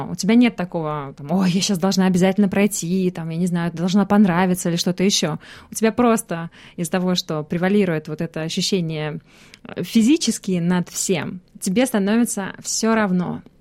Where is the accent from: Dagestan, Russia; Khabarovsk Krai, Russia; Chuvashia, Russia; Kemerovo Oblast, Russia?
Chuvashia, Russia; Cheboksary; moved away as an adult; also born or lived in Samara / Moscow; now in Australia; Нет, я вообще родом из Чебоксара, он из Самары. Я... Это вообще третий переезд в моей жизни, потому что сначала я переехала в Самару из Чебоксар, потом из Самары в Москву, и вот сейчас в Австралию.